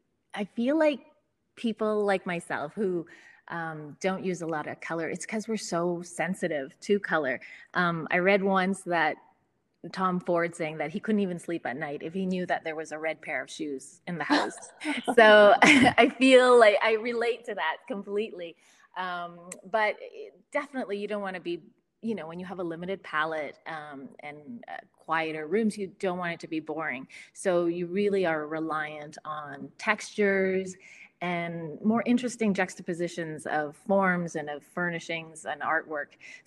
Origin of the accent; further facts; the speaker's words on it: Calgary, Alberta, Canada; parents divorced, my mother moved us to the middle of the prairies in Canada when I was about six. So I grew up here in Calgary.